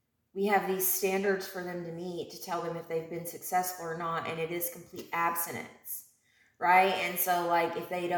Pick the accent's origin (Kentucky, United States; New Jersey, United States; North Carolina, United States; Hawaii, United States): Kentucky, United States; Elizabethtown; moved away; my hometown in E-Town